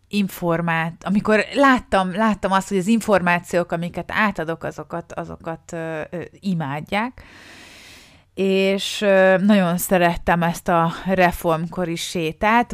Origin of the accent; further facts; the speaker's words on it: Balatonfüred, Veszprém County, Hungary; moved away; Balatonfüredről származunk, szárm, onnan jövök, és ez ott tanultam általános iskolába, középiskolába